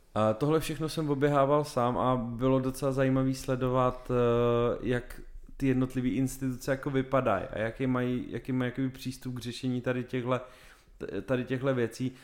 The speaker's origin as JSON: {"language": "Czech", "country": "Czechia", "said": "jsme Češi"}